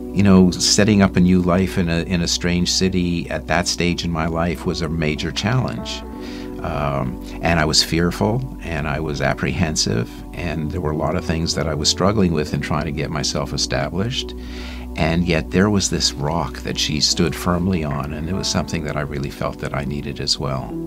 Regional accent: Montreal, Quebec, Canada; moved away as an adult; I was born in Montreal into a Jewish family.

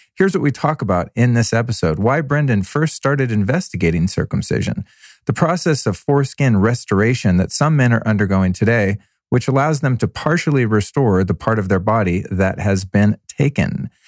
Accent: United States; as an American man

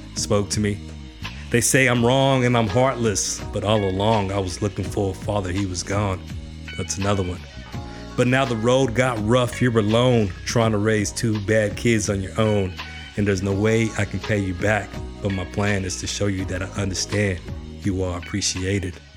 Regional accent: Garland, Texas, United States; I was born in Garland, Texas, a blue-collar town with a blue-collar working mother

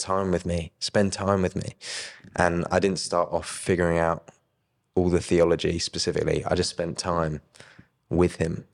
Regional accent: Brighton, South East England, United Kingdom; I grew up in Brighton

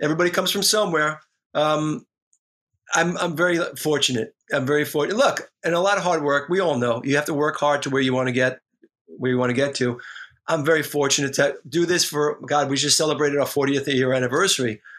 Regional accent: New York City, New York, United States; growing up in the Bronx, I grew up 10 minutes from Yankee Stadium as a diehard Yankee fan

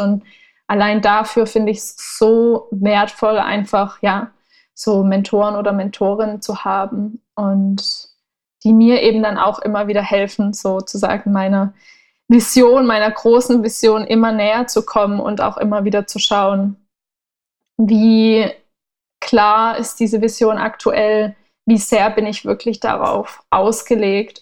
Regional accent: Southern Germany, Germany; also born or lived in Berlin; now in Portugal; ich komme ursprünglich aus Süddeutschland

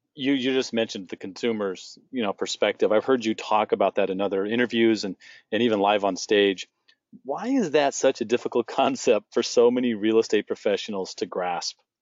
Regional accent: San Diego, California, United States; now in Phoenix, United States; where I grew up in San Diego

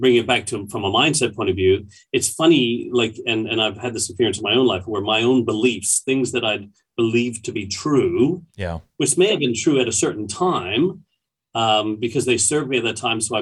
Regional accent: Canada; also born or lived in Toronto; now in Australia; as a Canadian

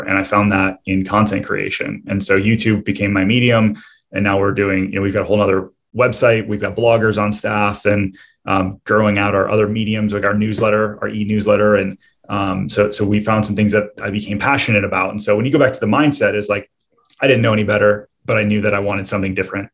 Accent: Michigan, United States; moved away as an adult; now in Orlando, United States; I'm originally from Michigan, and uh, I, had, I, built a business up there

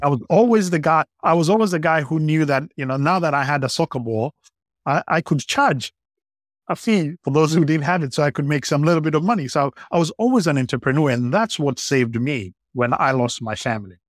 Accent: Kenya; I, I grew up in Kenya

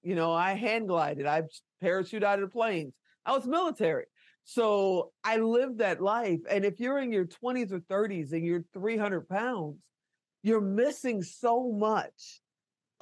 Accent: Chicago, Illinois, United States; I'm from Chicago.

